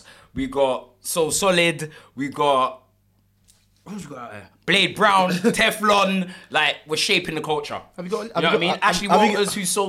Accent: London, United Kingdom; I'm from South London.

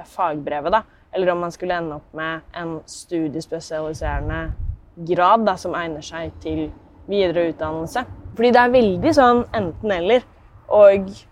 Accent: Tomter, Østfold, Norway; der jeg er fra, som da blir tomter

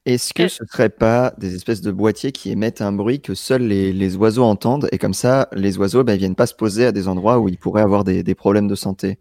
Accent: Seine-et-Marne, Île-de-France, France; je viens de Seine-et-Marne

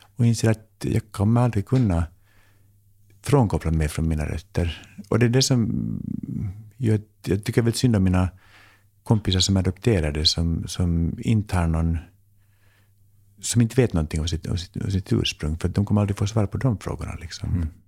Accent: Finland; now in Sweden; jag är så här finlandssvensk

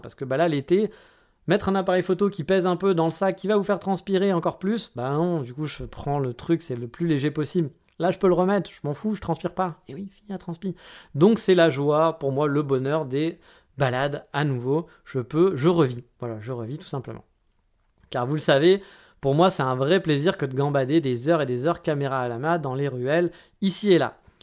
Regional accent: France; Je suis un bon français

